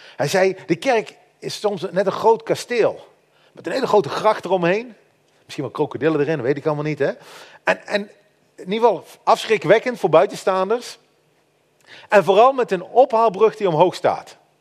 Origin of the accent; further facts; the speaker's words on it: Netherlands; wij als Nederlanders